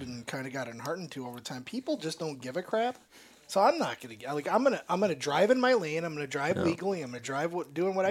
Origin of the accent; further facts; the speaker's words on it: Michigan, United States; we're from Michigan